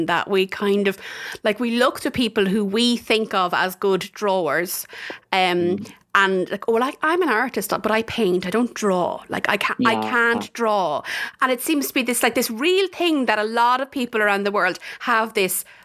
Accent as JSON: {"language": "English", "town": "Tullamore", "region": "Leinster", "country": "Ireland", "tie": "born or raised there", "said": "I'm a Tullamore woman, so you're not too far away from my hometown."}